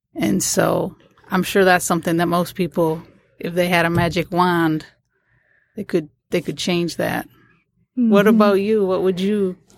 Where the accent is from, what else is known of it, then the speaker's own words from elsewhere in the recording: Port Huron, Michigan, United States; when I grew up in Port Huron, you know, it's on Lake Huron